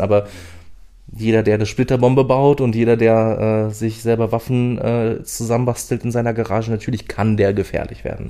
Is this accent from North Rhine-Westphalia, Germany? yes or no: no; Berlin, Germany; now in Saxony-Anhalt, Germany; ich wohne schon lange genug in Sachsen-Anhalt, um mich als äh, Sachsen-Anhaltiner zu fühlen und nicht mehr als Berliner